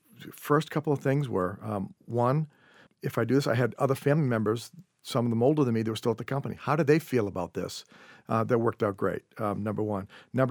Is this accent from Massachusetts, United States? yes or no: yes; Norwell, Massachusetts, United States; now in Marshfield, United States; I grew up in Norwell, Massachusetts on the South Shore, currently live in Marshfield, just about 3 miles away from where I grew up.